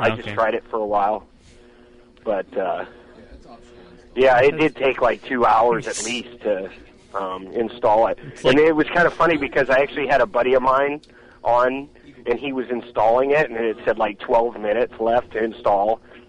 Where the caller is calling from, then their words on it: California, United States; From California.